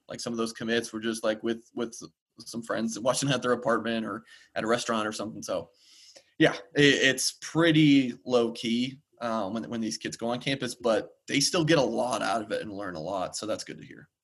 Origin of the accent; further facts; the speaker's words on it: Georgia, United States; moved away; my home state of Georgia